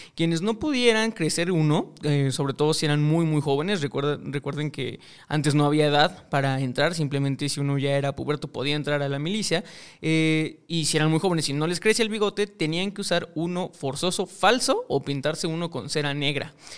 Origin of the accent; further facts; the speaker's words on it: Mexico; yo soy mexicano